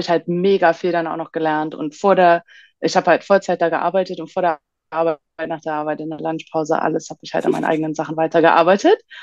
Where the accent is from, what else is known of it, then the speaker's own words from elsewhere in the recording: Hamburg, Germany; moved away as an adult; also born or lived in Bali, Indonesia; Ich komme ursprünglich aus Hamburg und pendel aber mittlerweile zwischen, ja, Deutschland und Bali in Indonesien